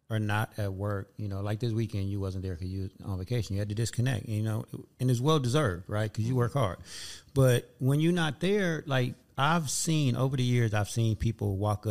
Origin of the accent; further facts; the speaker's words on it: West Coast, California, United States; I'm from the West Coast. I'm from here